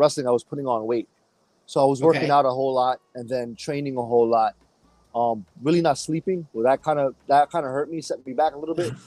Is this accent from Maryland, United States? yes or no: no; New York City, New York, United States; I'm from New York City